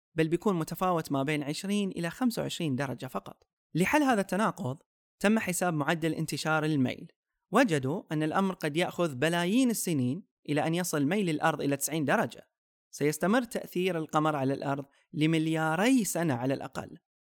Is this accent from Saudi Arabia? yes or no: yes; Saudi Arabia; عندنا في السعودية